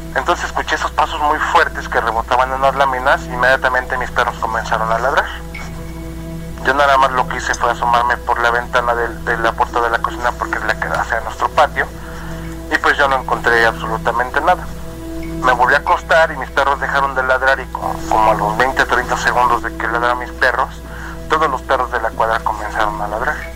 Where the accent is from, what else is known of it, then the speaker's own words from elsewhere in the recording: Puebla, Mexico; soy del estado de Puebla